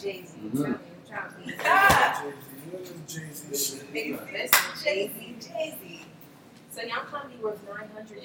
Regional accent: New York City, New York, United States; growing up in Brooklyn and Flatbush

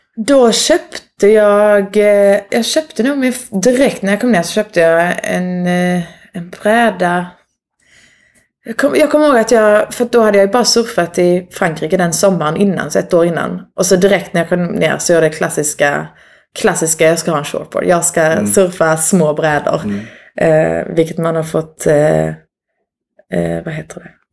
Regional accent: Åhus, Skåne, Sweden; moved away as an adult; also born or lived in Norway / Lofoten; är född och uppvuxen i Århus

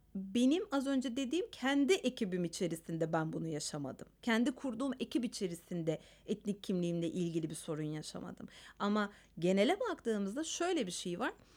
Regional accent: Istanbul, Turkey; Ben mesela İstanbul Ermenisiyim.

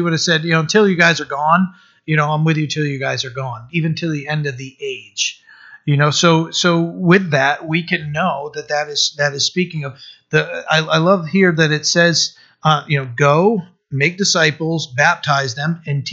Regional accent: Maine, United States; I'm from Maine

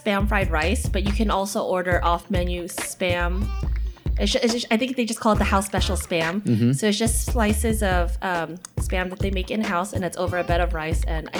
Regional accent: Los Angeles, California, United States; I'm from LA. I rep the Dodgers. I rep my hometown.

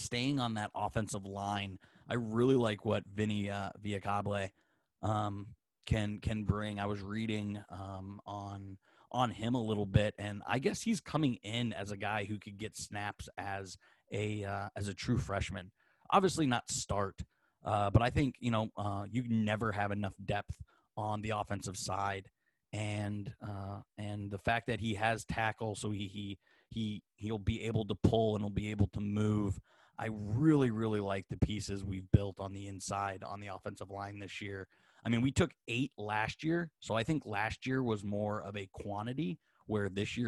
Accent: South Bend, Indiana, United States; moved away; also born or lived in Pittsburgh; I grew up in South Bend

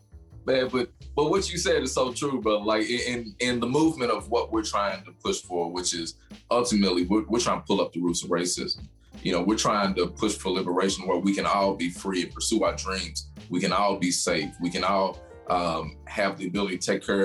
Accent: Louisville, Kentucky, United States; growing up in the West End and seeing a lot of struggles, a lot of trauma, really shape who I am

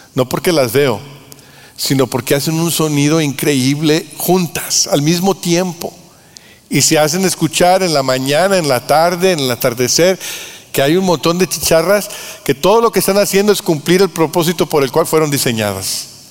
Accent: Mexico; nosotros en México

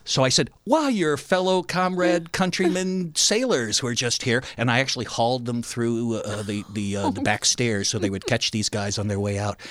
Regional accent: Cleveland, Ohio, United States; moved away as an adult; also born or lived in Chapel Hill, North Carolina; I went back to my hometown of, um, Cleveland

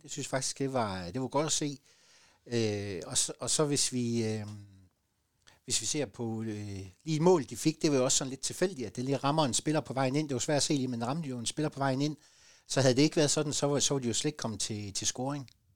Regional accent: Southern Jutland, Southern Denmark, Denmark; som sønderjyder øh, og som sønderjyske identitet

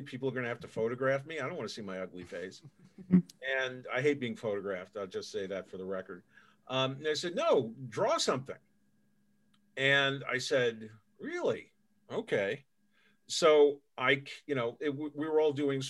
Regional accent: New York City, New York, United States; moved away as an adult; also born or lived in Manhattan; I grew up in New York City. I grew up in the borough of Queens

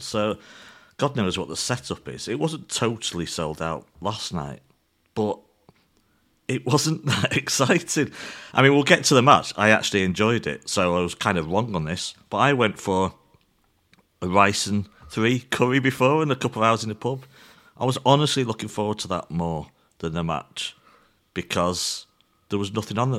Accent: England, United Kingdom; as an English fan

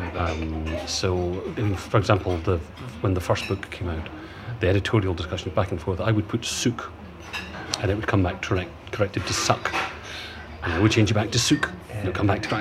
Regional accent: Scotland, United Kingdom; we're both Scottish

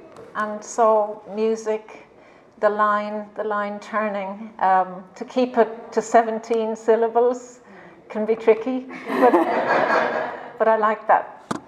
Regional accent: Ireland; also born or lived in London; I'm Irish. And I went back home, you know, to the country of W.B. Yeats and Samuel Beckett and Seamus Heaney.

